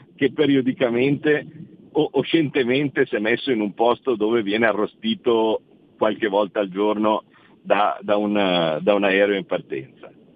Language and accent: Italian; Como, Lombardy, Italy; io da Comasco, eh, ho una casa che è di fronte a un lago